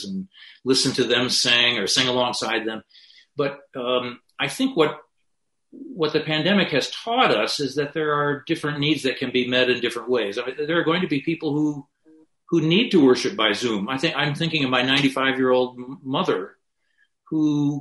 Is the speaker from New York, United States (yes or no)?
no; Grand Rapids, Michigan, United States; which is in my hometown